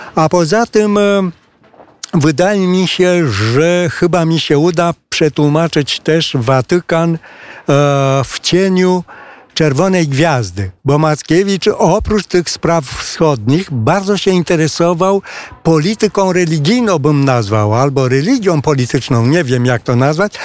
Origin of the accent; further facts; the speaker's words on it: Romania; Polish is a second language; tutaj u nas na rynku rumuńskim